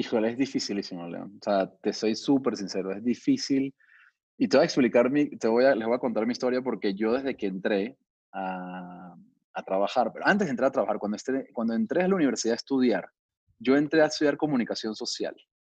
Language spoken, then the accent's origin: Spanish; Venezuela; moved away as an adult; also born or lived in Miami, United States / Brazil; now in Mexico; soy venezolano de nacimiento, pero tengo ya muchos años radicado en México